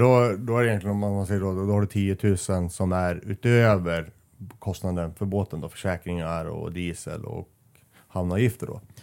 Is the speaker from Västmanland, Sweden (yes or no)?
yes; Västerås, Västmanland, Sweden; här i Västerås, där jag kommer ifrån